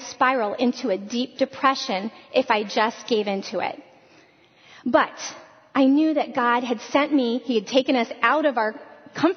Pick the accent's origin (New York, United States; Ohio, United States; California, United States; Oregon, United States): Ohio, United States; Northwest; moved away as an adult; I was born and raised in Northwest Ohio